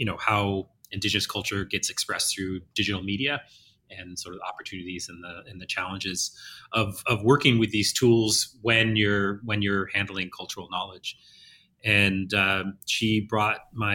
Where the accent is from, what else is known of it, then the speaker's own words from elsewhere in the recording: Northern California, United States; now in Montreal, Canada; I am from Northern California